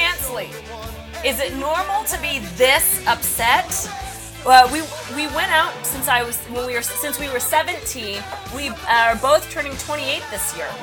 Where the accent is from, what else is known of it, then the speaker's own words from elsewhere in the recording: Kansas, United States; I'm from Kansas.